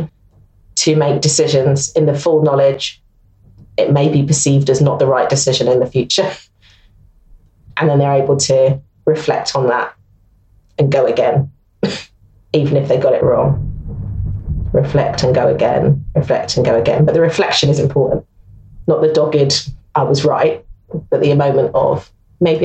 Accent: London, United Kingdom; I'm a Londoner, I love London

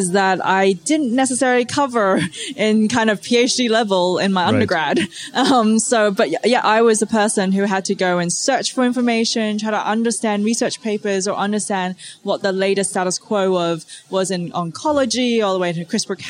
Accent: Australia; also born or lived in Hong Kong; my family's originally from Hong Kong and I grew up in Australia

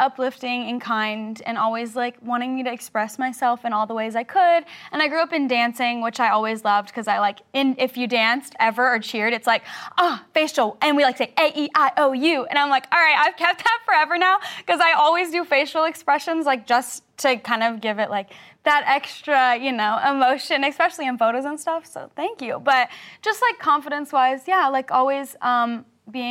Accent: the South, United States; I'm from the South

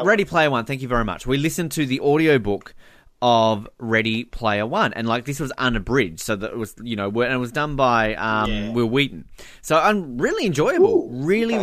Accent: Australia; also born or lived in Victoria; I used to read the Tomorrow When the War Began books uh, as a teenager, as most Australian kids did

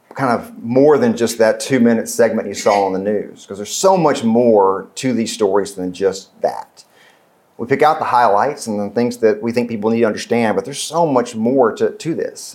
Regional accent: West Tennessee, United States; I grew up in West Tennessee

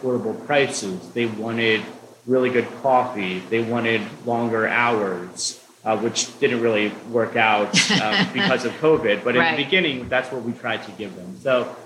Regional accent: Allentown, Pennsylvania, United States; also born or lived in Spain / Argentina; I was born and raised in Allentown

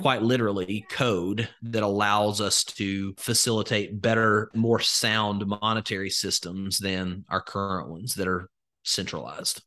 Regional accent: Alabama, United States; I'm from Alabama, born and raised, grew up in a very rural setting

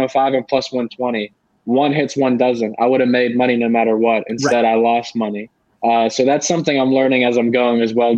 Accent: Pittsburgh, Pennsylvania, United States; I grew up around Pittsburgh

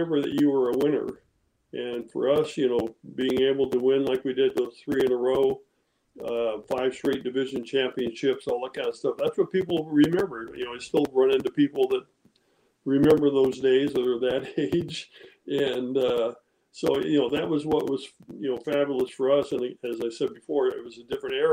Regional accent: Modesto, California, United States; We grew up in outside of Modesto. I actually went to high school in Modesto, Downey High there.

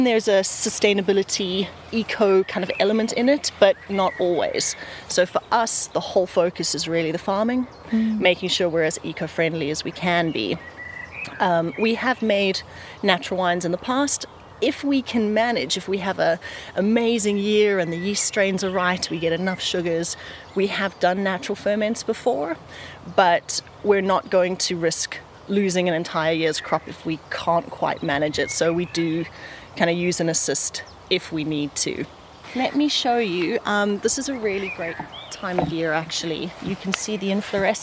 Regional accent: South Africa; accent: South African; now in Folkestone, United Kingdom; We're originally South African. You can hear from the twine

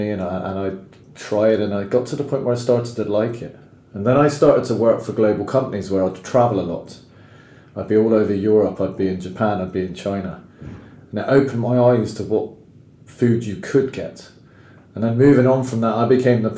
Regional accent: England, United Kingdom; I'm English

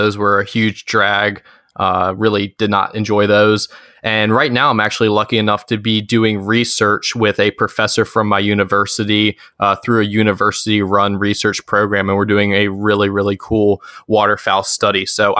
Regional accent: Richmond, Virginia, United States; I am 19 years old. I'm from Richmond, Virginia.

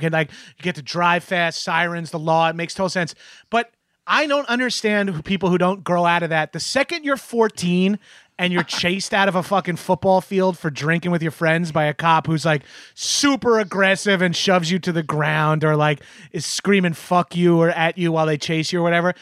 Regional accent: Freeport, New York, United States; also born or lived in Belmore, New York; I grew up in Freeport

